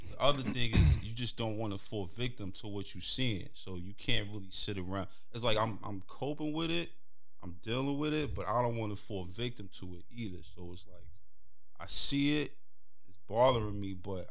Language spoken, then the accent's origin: English; New York City, New York, United States; Being a teen growing up in Brooklyn and Harlem